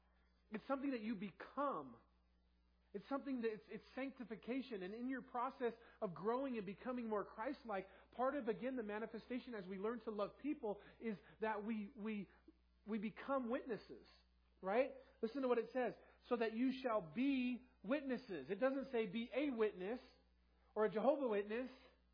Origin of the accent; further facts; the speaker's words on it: California, United States; now in Tooele, United States; Now, I came from Southern California, and now you put a dart on the map where I am, and you draw a circle that's Tooele